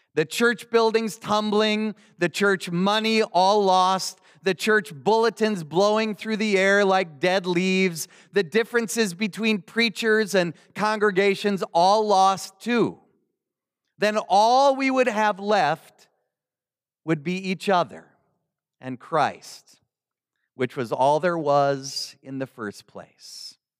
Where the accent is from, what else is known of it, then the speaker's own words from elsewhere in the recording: Milwaukee, Wisconsin, United States; moved away; the Lutheran mother church in my hometown in Milwaukee, Wisconsin